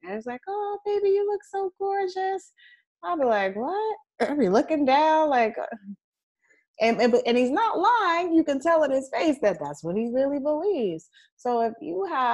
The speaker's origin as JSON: {"language": "English", "country": "United States", "said": "I wasn't born in Africa. I say I'm American"}